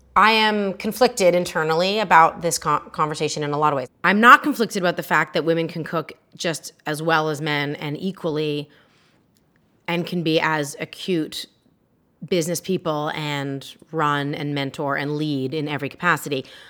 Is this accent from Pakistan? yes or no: no; Toronto, Ontario, Canada; moved away as an adult; also born or lived in Montreal; now in United States; I grew up in Toronto, which is an incredibly diverse, multicultural city